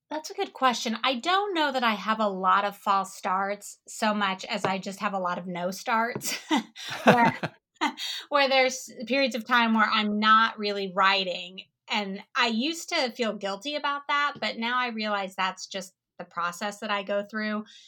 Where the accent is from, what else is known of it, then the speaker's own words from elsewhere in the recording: Kansas, United States; since I was from Kansas